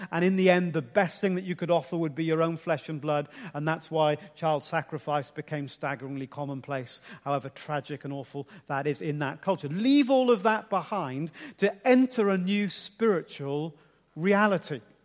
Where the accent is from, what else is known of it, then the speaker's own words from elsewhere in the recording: Ipswich, East of England, United Kingdom; I was born in Ipswich, gonna live in Ipswich, gonna live a bit longer in Ipswich